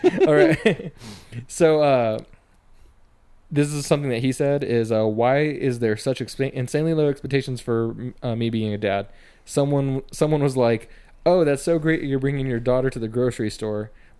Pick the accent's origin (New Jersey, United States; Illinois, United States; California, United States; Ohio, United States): California, United States; Fresno area; being from a small town over there